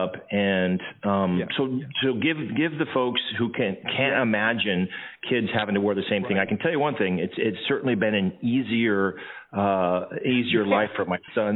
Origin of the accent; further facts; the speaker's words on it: Anchorage, Alaska, United States; I grew up in Anchorage and went to Lake Otis Elementary, Windler Junior High, and East High School